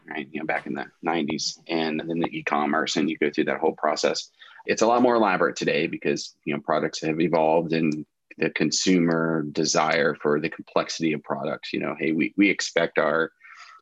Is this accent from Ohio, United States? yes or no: yes; Central Ohio, United States; I was born and raised here in Central Ohio, went to Ohio State